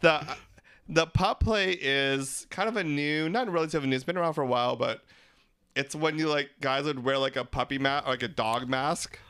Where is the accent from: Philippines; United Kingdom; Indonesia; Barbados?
Philippines; We're three Filipino gay guys